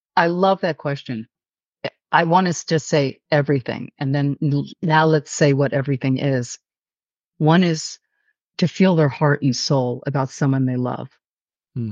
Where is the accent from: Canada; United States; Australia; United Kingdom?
United States; New York City, New York; I'm a New Yorker